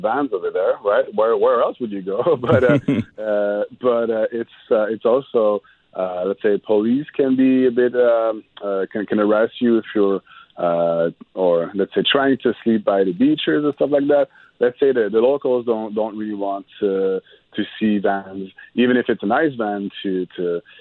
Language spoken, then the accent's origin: English; Montreal, Quebec, Canada; I'm from Montreal